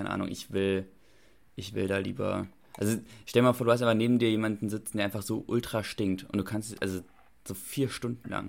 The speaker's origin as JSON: {"language": "German", "town": "Kronberg", "region": "Hesse", "country": "Germany", "said": "ich komme aus, ich komme aus Kronberg und ich mache jetzt"}